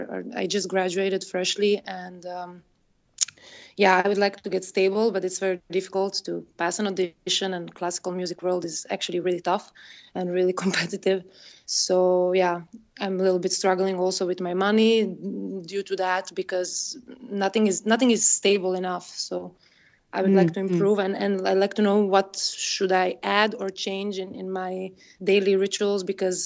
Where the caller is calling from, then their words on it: Brussels, Brussels-Capital Region, Belgium; I'm calling from Brussels